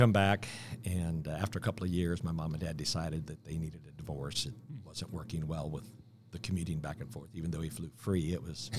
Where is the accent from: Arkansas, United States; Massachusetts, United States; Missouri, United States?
Missouri, United States; Kansas City; moved away; So I was born and raised in Kansas City, but I didn't live in Kansas City most of my life.